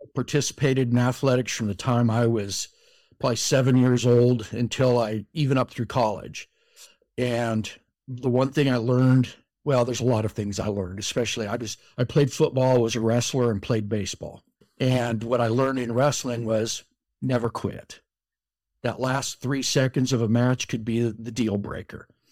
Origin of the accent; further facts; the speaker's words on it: Colorado, United States; moved away as an adult; now in Utah, United States; I grew up in Colorado, out on the plains in a small farm town